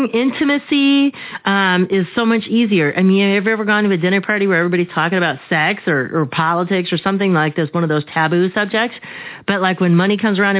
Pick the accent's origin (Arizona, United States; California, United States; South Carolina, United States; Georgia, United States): Arizona, United States; I grew up here in Arizona